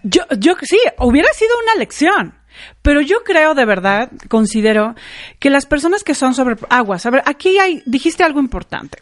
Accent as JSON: {"language": "Spanish", "country": "Mexico", "said": "como mexicanos, somos muy así"}